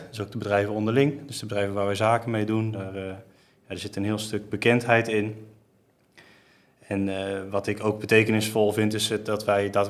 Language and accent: Dutch; Geldermalsen, Gelderland, Netherlands; ik kom dus kom uit Geldermalsen. Ik woon heel mijn leven al hier.